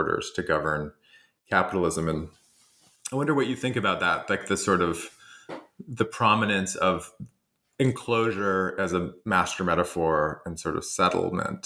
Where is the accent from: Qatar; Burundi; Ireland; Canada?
Canada; I'm Canadian